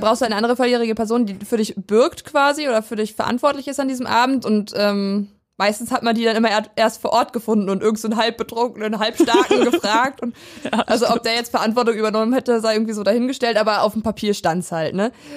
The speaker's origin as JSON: {"language": "German", "town": "Weisen", "region": "Brandenburg", "country": "Germany", "tie": "born or raised there", "said": "der Nachbarstadt von dem Dorf, wo ich aufgewachsen bin. Ich komme nämlich aus Weisen ursprünglich"}